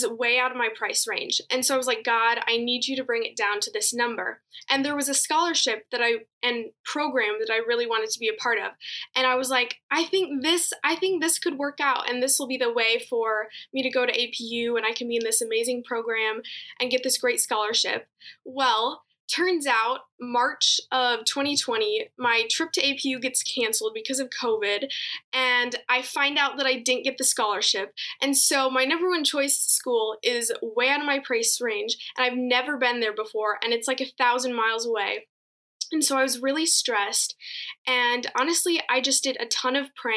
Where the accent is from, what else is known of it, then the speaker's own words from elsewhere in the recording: Michigan, United States; moved away as an adult; now in California, United States; I'm from Michigan